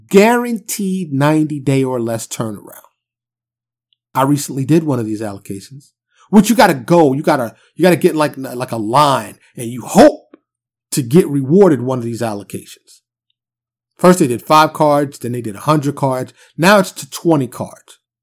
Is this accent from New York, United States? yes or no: yes; New York City, New York, United States; now in Dallas, United States; I'm from New York City